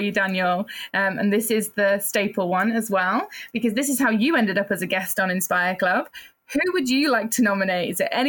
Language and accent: English; Wales, United Kingdom; I'm not from England. I'm just from over the water from Ireland. I'm from Wales, which is in between England and Ireland, which also has absolutely stunning scenery. So I would always favor Wales because that's my homeland over Ireland.